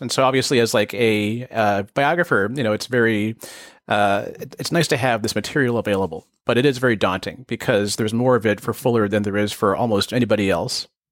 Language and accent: English; Bay Area, California, United States; I grew up in the Bay Area